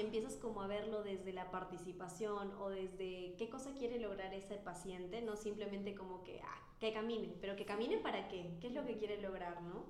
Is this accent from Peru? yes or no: yes; Peru; moved away; soy fisioterapeuta de Lejano Perú